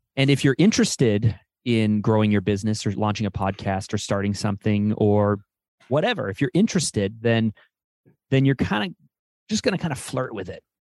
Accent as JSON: {"language": "English", "country": "Canada", "said": "I'm Canadian"}